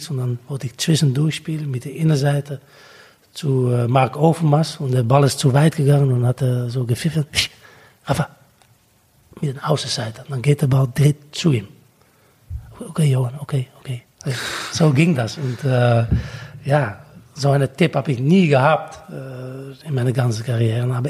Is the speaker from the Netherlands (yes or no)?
yes; Netherlands; German is a second language; als Holländer